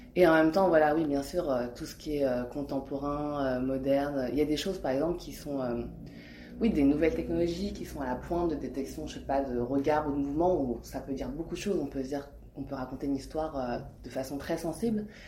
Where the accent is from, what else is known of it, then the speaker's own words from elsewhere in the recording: France; je suis française, je suis née en France, mais euh, ma mère est hongkongaise et, et, mon père est cambodgien